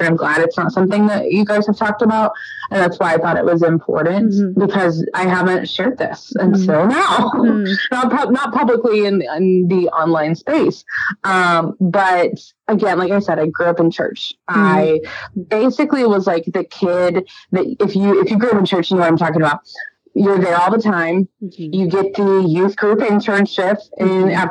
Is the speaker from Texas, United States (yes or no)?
yes; Dallas, Texas, United States; moved away as an adult; also born or lived in Hot Springs, Arkansas; I'm from Dallas, Texas